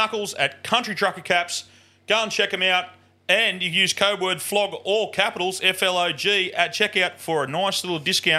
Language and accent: English; Mullumbimby, New South Wales, Australia; I'm a sixth generation from here, and I'm a local.